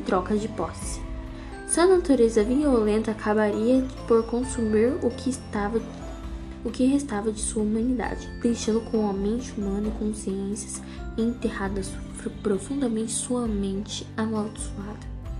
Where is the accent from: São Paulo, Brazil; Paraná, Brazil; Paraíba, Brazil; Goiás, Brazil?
Paraná, Brazil; Colorado; sou do Paraná, Colorado, Brasil